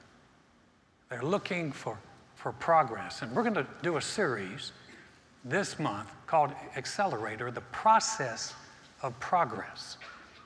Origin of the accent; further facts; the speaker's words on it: North Carolina, United States; I grew up in North Carolina, North Carolina is a basketball state.